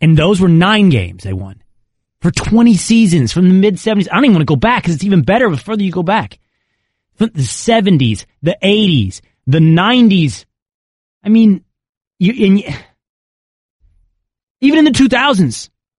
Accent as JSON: {"language": "English", "region": "Texas", "country": "United States", "said": "I'm from Texas."}